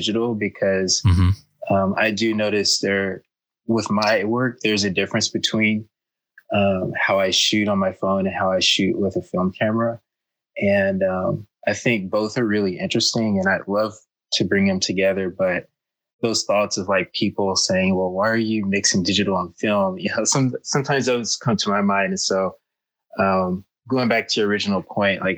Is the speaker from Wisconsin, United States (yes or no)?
no; Arkansas, United States; moved away as an adult; now in Bay Area, United States; I'm originally from Arkansas, which is in the southern part of the United States.